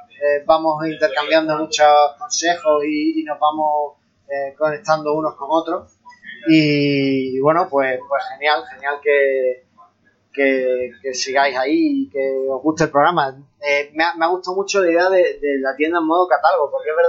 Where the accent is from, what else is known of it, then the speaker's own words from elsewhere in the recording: Andalusia, Spain; accent: Andalusian (Almería); yo hablo almeriense andaluz